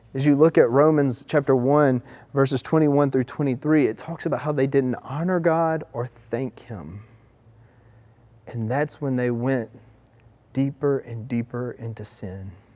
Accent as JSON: {"language": "English", "region": "the South", "country": "United States", "accent": "Southern", "said": "we're from the South"}